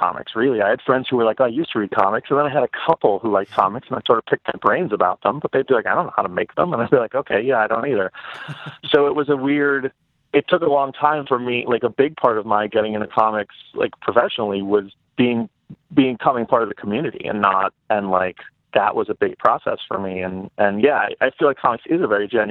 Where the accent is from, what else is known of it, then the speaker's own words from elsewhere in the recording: New York City, New York, United States; I grew up in New York